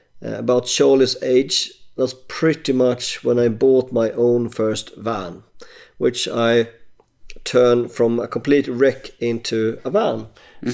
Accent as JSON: {"language": "English", "country": "Sweden", "moved": "as an adult", "said": "I emigrated away from Sweden around 2007-08"}